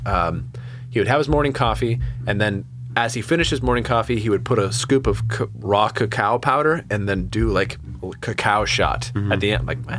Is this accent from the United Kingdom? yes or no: yes; Reading, South East England, United Kingdom; that's part of my whole thing growing up in a small town, growing up in Reading.